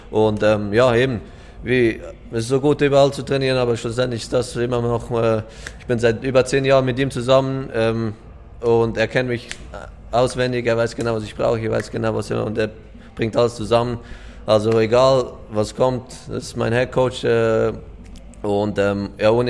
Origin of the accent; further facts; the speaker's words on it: Switzerland; ich komme aus der Schweiz, wo wir sehr Französisch reden. Ich selber eigentlich nicht, aber ich höre es mega gerne.